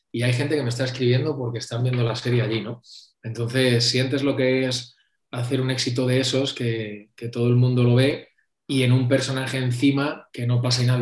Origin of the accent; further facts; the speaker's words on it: Madrid, Community of Madrid, Spain; soy de Madrid